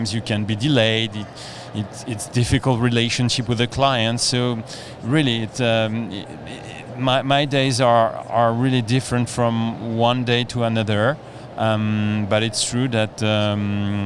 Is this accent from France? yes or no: yes; France; I'm coming from France